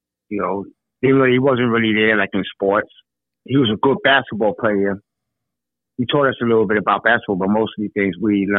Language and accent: English; Chicago, Illinois, United States; born or raised there